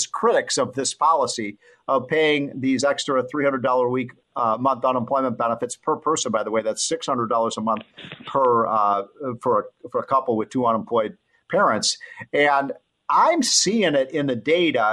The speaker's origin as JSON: {"language": "English", "region": "Illinois", "country": "United States", "said": "I'm from Illinois. That's a disaster area"}